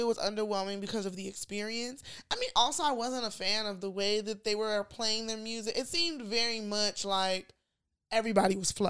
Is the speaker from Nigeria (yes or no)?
yes; Nigeria; moved away; I never noticed being Nigerian.